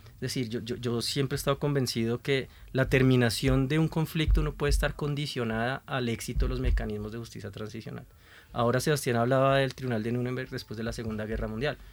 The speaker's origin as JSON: {"language": "Spanish", "country": "Colombia", "said": "Como colombianos"}